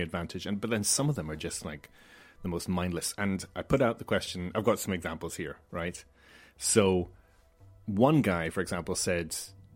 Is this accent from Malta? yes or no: yes; Malta; now in Ireland; growing up in Malta